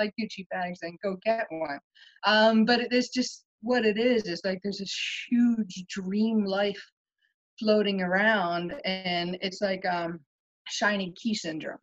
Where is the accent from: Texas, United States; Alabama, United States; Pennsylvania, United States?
Pennsylvania, United States; I live in Pennsylvania right now